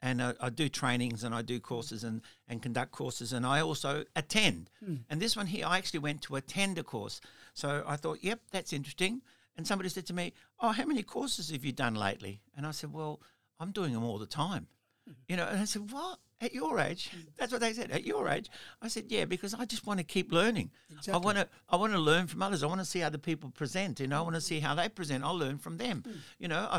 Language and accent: English; Melbourne, Victoria, Australia; And in South Australia, sorry, and I'm from Melbourne, and I'm going back to Melbourne.